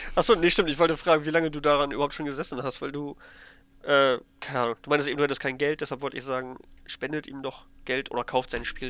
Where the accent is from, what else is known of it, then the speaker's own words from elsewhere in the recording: Germany; schon drei Deutsche mindestens. Also mich